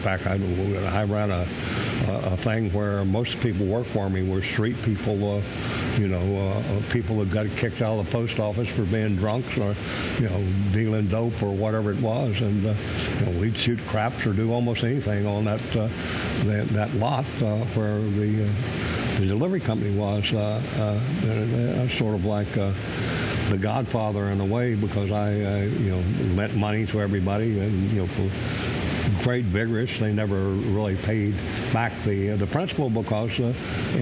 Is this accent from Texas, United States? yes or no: yes; Corpus Christi, Texas, United States; moved away as an adult; also born or lived in Manhattan, New York / Brooklyn, New York; now in Washington, D.C., United States; I grew up in South Texas, Corpus Christi.